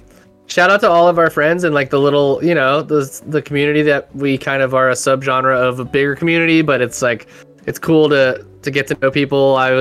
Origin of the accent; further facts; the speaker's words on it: Humboldt County, California, United States; my hometown of Humboldt County up here.